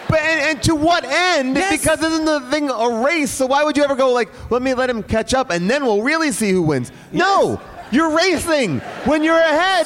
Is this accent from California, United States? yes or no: no; Bay Shore, New York, United States; moved away; my hometown